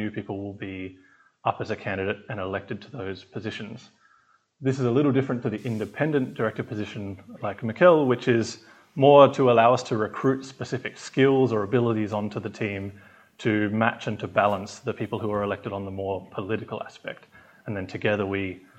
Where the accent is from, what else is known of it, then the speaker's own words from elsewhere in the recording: Australia; moved away as an adult; now in Switzerland; I am from Australia, but I have just relocated to Switzerland